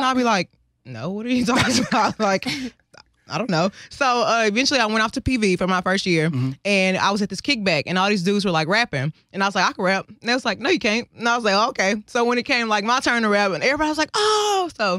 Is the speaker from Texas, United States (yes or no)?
yes; South Park, Texas, United States; so I'm from South Park. My mom was a rapper.